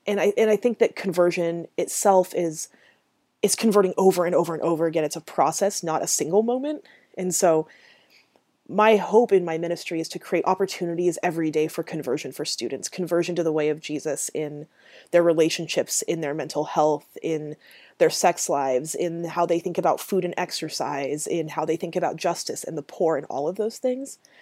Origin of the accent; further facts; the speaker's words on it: Grants Pass, Oregon, United States; Grant's Pass and Merlin and this, like, city space that I grew up in in Southern Oregon